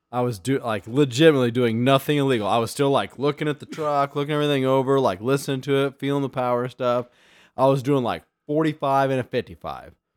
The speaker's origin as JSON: {"language": "English", "region": "Illinois", "country": "United States", "said": "I'm from Illinois."}